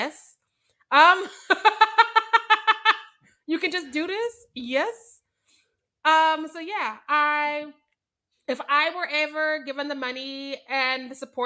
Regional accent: Missouri, United States; I was born and raised in Missouri

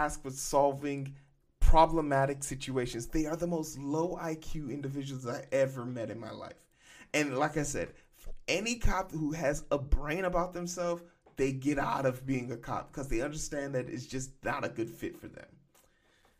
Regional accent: Chicago, Illinois, United States; I'm from Chicago

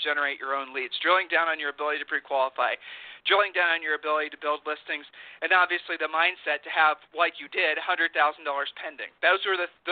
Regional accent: Ohio, United States; I'm from Ohio

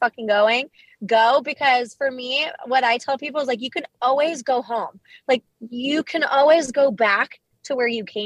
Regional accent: California, United States; also born or lived in New York / Phoenix, Arizona; now in Payson, United States; I'm originally from California

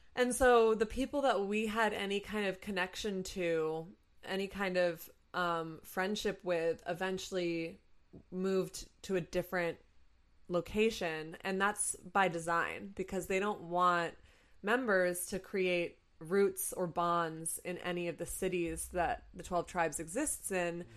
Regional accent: Rutland, Vermont, United States; moved away; I don't live in Vermont, but I'm from Vermont. Mm-hmm specifically Rutland, Vermont

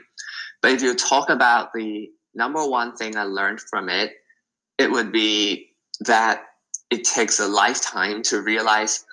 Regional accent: Hong Kong; I'm from Hong Kong and it's like always very, very busy.

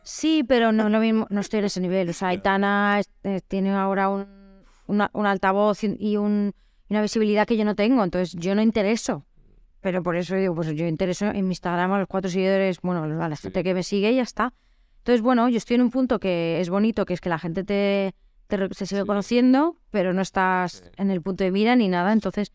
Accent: Mallorca, Balearic Islands, Spain; moved away; Yo soy de Mallorca

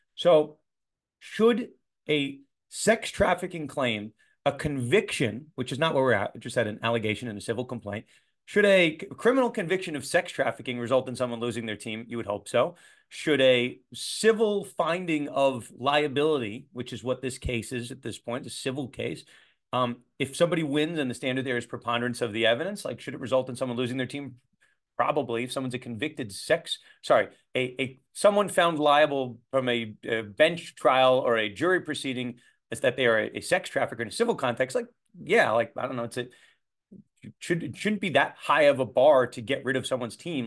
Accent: New York, United States; I'm a New Yorker

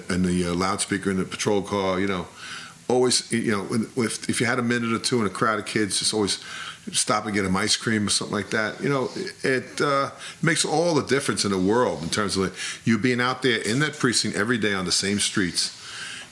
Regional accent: New York City, New York, United States; when I grew up there, it was an Irish neighborhood. Highbridge was an Irish neighborhood

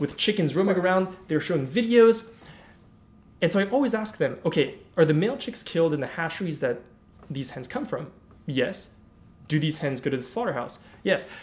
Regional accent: Paris, Île-de-France, France; I grew up in Paris

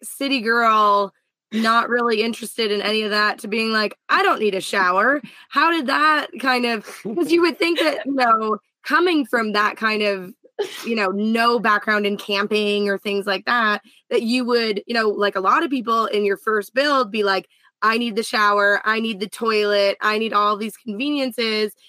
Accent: Canada; I'm Canadian

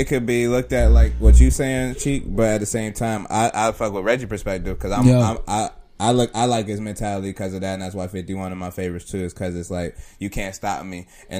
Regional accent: Rochester, New York, United States; I'm from upstate Rochester.

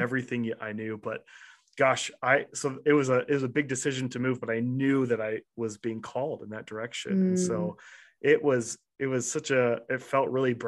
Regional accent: Nampa, Idaho, United States; also born or lived in Kansas City; a Nampa kid I had never had the experiences that I had in Nampa that I did when I first moved to Kansas City

